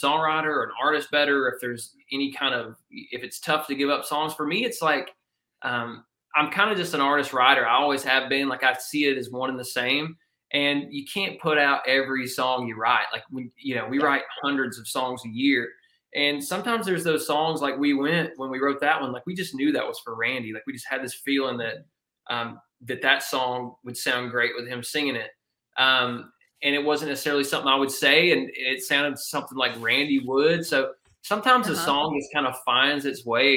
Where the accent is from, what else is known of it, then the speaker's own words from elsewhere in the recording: Georgia, United States; my hometown in Georgia